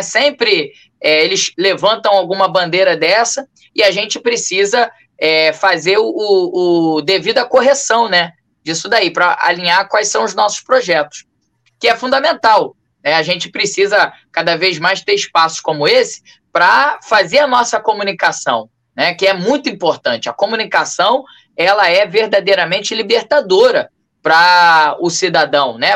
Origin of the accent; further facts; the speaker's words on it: Rio de Janeiro, Brazil; Sou morador do bairro de Cavalcante, nascido e criado aqui em Cavalcante, zona norte do Rio